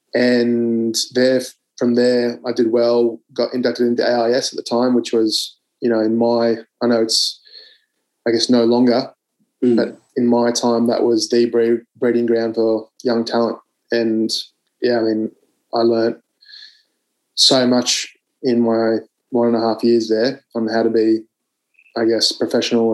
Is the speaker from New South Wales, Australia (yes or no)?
no; Canberra, Australian Capital Territory, Australia; I grew up in Canberra